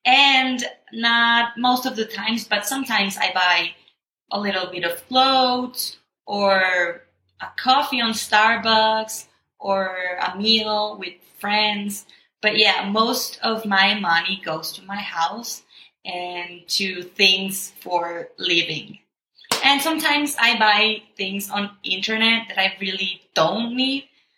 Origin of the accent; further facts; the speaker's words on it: Mexico; English is a second language; I'm from Mexico